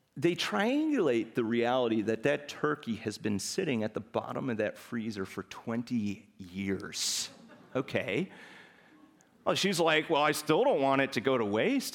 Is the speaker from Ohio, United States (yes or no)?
no; Chicago, Illinois, United States; moved away; I'm originally from Chicago